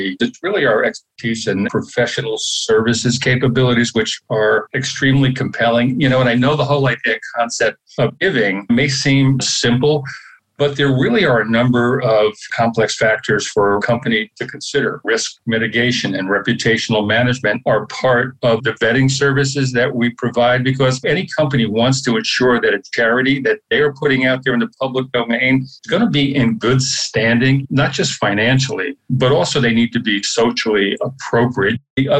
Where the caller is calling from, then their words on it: Philadelphia, Pennsylvania, United States; I am in Center City, Philadelphia.